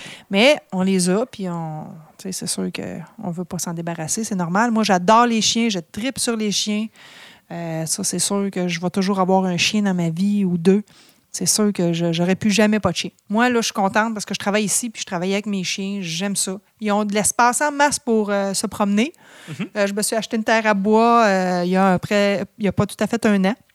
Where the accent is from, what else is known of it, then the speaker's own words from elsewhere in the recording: Drummondville, Quebec, Canada; also born or lived in Montreal / Sherbrooke; je suis native de Drummondville